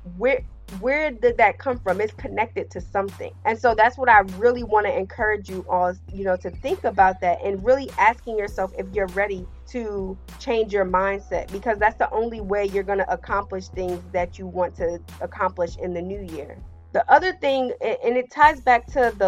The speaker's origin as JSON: {"language": "English", "region": "New Jersey", "country": "United States", "tie": "born or raised there", "said": "he is based in my home state."}